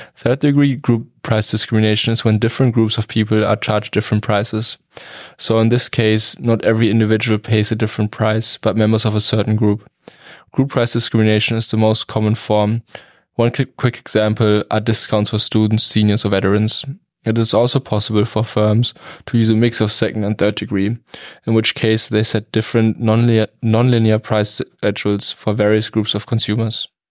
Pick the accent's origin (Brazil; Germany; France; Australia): Germany; now in United States; I'm from Germany.